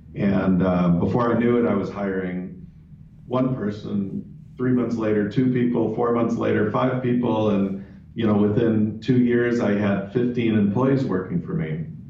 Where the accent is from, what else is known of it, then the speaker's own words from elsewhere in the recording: Chicago, Illinois, United States; moved away as an adult; also born or lived in Rome / London; now in Phoenix, United States; I was born and raised in Chicago